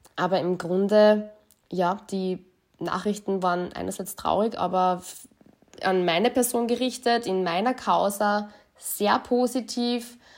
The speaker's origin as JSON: {"language": "German", "town": "Linz", "region": "Upper Austria", "country": "Austria", "tie": "born or raised there", "moved": "yes", "lives_now": "Vienna, Austria", "said": "gebürtige Linzerin, lebe jetzt in Wien"}